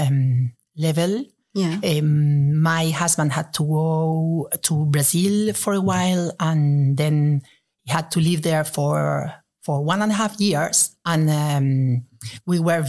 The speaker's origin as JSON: {"language": "English", "country": "Spain", "tie": "born or raised there", "also_born_or_lived": "Venezuela / Netherlands", "moved": "as an adult", "lives_now": "Brussels, Belgium", "said": "Well, I was born in Venezuela, where I lived until I was 5. And then we moved to Spain. And there I lived until I finished my studies in university."}